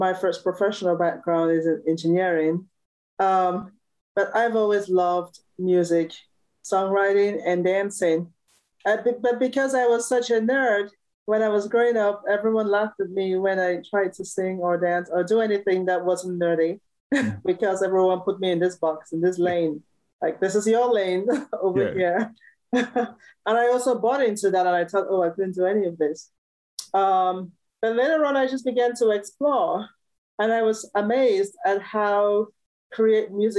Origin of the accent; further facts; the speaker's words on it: Cameroon; moved away as an adult; also born or lived in Iowa, United States / Illinois, United States; now in San Diego, United States; I was born and raised in Cameroon